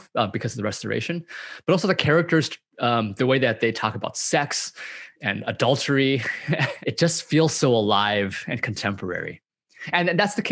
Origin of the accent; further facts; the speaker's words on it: Southern California, United States; I grew up in Southern California, and I grew up eating donuts